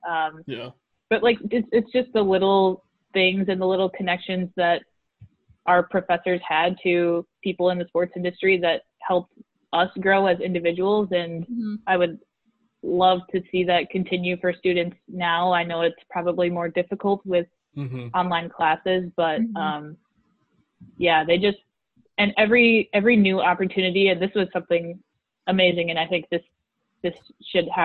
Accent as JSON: {"language": "English", "region": "Midwest", "country": "United States", "accent": "Midwestern", "said": "my Midwestern accent"}